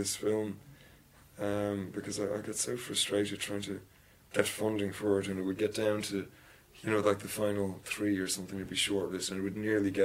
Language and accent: English; Dublin, Leinster, Ireland; I'm from Dublin